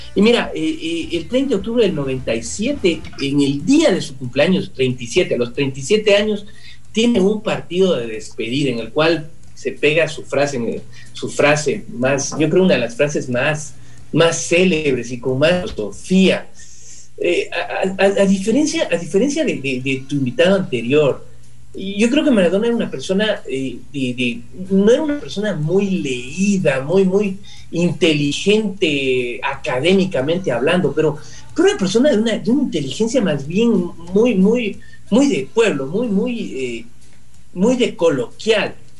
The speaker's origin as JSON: {"language": "Spanish", "country": "Ecuador", "said": "los ecuatorianos nos sentíamos como que representados"}